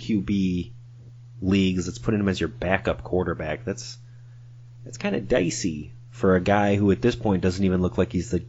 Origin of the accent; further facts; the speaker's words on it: Chicago, Illinois, United States; also born or lived in Dallas area; now in Dallas, United States; I'm in the Dallas area, Neil's in Denver, but we are both from the Chicago area, both Bears fans by nature